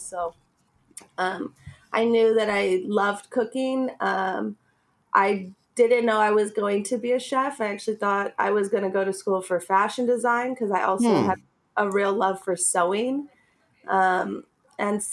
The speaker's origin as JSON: {"language": "English", "town": "Los Angeles", "region": "California", "country": "United States", "tie": "born or raised there", "also_born_or_lived": "New York", "said": "I grew up in Highland Park"}